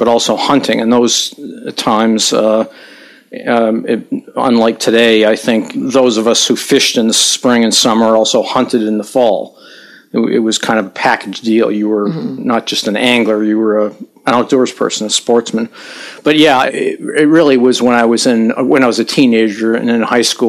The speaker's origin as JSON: {"language": "English", "town": "Taunton", "region": "Massachusetts", "country": "United States", "tie": "born or raised there", "also_born_or_lived": "Fall River, Massachusetts", "moved": "as an adult", "lives_now": "Oregon, United States", "said": "I grew up in a nearby industrial town called Taunton, Massachusetts"}